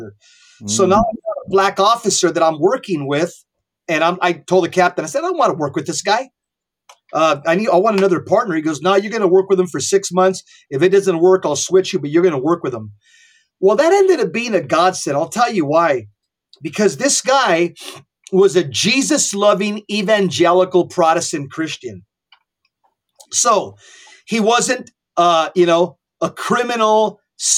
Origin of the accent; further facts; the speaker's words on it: Southern California, United States; I was born and raised in Southern California